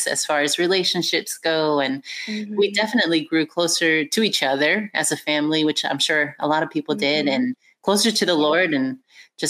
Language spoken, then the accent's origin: English; Houston, Texas, United States; moved away as an adult; now in Northeast Georgia, United States; I was born and raised in Houston, Texas